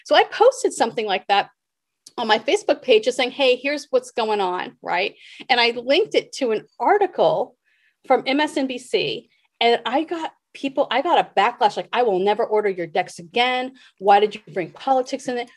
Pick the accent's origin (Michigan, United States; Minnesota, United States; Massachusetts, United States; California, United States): Massachusetts, United States; Boston; moved away; also born or lived in New York / Cincinnati / Seattle; I grew up in Boston, I lived in New York, I lived in Cincinnati.